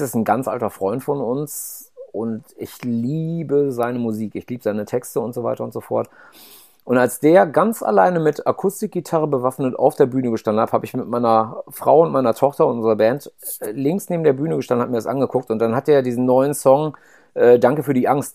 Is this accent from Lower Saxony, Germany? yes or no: no; North Rhine-Westphalia, Germany; ich komme auch aus einem aus dem Haushalt, wo damals halt unendlich viel Fleisch gegessen wurde